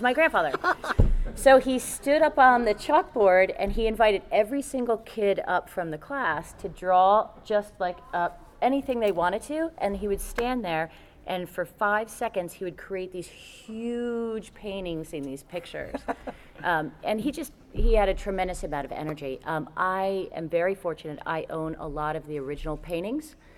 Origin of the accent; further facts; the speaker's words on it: New York, United States; also born or lived in Connecticut; when I was seven years old, we moved from Connecticut to New York